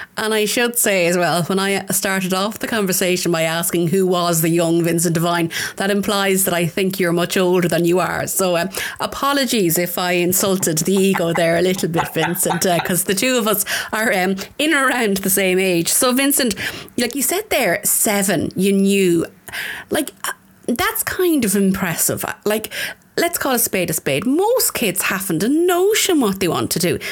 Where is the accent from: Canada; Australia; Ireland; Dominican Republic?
Ireland; Tullamore, County Offaly; I'm a very proud Offaly woman. I'm from Tullamore, um, the town.